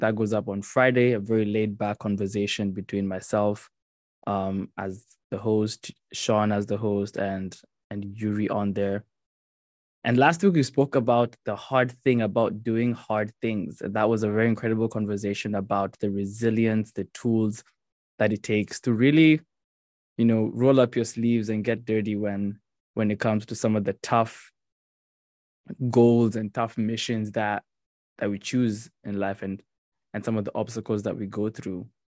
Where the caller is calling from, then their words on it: Mauritius; also born or lived in New Jersey; I'm calling from Mauritius.